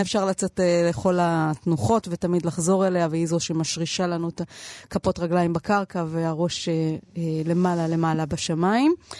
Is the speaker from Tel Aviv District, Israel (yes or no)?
yes; Tel Aviv, Tel Aviv District, Israel; אצלנו בתל אביב